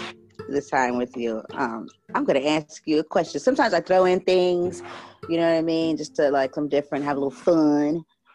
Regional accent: San Diego, California, United States; San Diego, California.

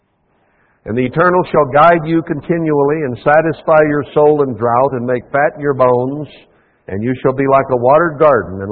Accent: United States; as an American in the church here

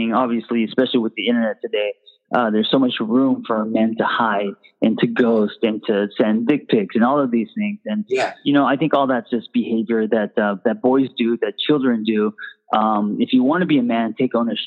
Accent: Los Angeles, California, United States; I grew up in LA in Hollywood

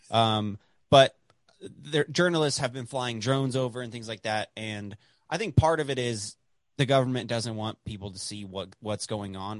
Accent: Dallas, Texas, United States; I grew up in Dallas

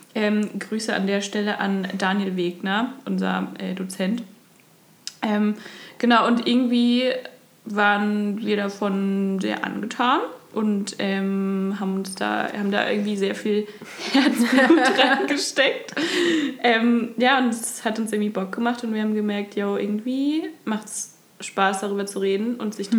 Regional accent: near Dillenburg, near Giessen, Hesse, Germany; also born or lived in Osnabrück; now in Kassel, Germany; ich komme ursprünglich aus ähm, der Nähe von Dillenburg bei Gießen

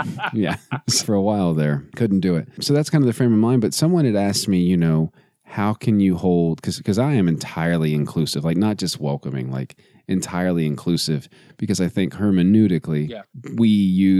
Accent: Midland, Texas, United States; I'm from Midland, Texas

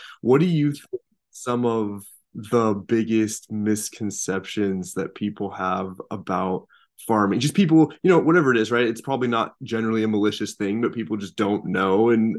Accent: north of Seattle, Washington, United States; moved away; I'm originally from the West Coast, like north of Seattle.

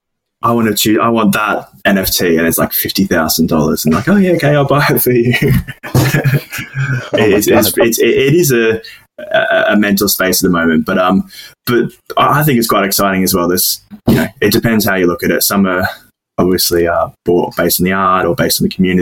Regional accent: Australia; moved away as an adult; now in United Kingdom; I'm originally from Australia, and basically how it works, I decided to move to the UK

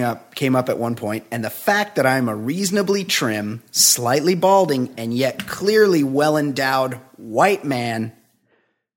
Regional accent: West Coast, United States; I'm from the West Coast.

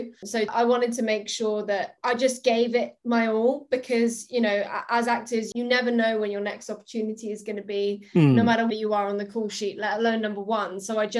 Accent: Spain; I grew up in Spain

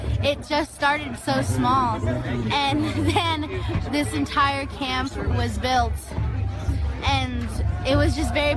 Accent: North Dakota, United States; I'm from the Standing Rock Reservation

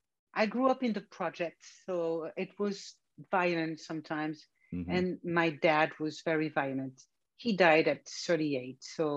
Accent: France; moved away as an adult; also born or lived in Seattle, United States / San Francisco, United States; I'm from France. I was born and raised in France. And when I turned 30, I moved to the US and I lived there for about 30 years. And recently I came back to France

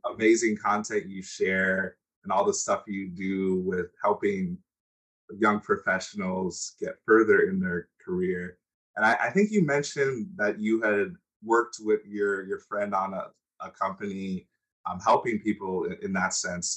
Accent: United States; also born or lived in Nigeria; I grew up in the United States, but I wasn't born in the United mm-hmm. States

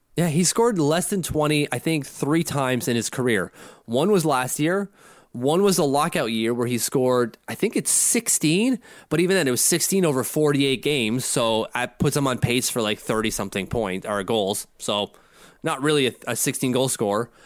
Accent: Canada; I'm Canadian

